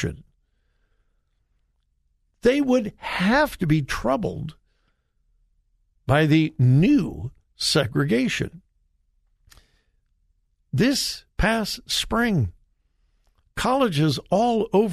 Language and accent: English; Compton, California, United States; I grew up in Southern California. I graduated from high school in Compton.